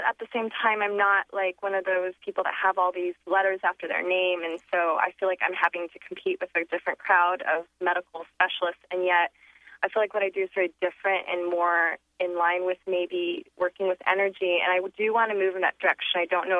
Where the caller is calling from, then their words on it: Seattle, Washington, United States; I'm calling from Ballard.